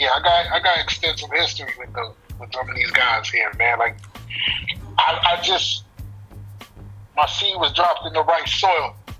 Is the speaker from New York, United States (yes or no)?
yes; New York City, New York, United States; also born or lived in Staten Island / Brooklyn; My mom is in Staten Island. My family's from Brooklyn. My mom moved to Staten Island. I grew up there and I grew up in Brooklyn at the same time. So it's like I got dual citizenship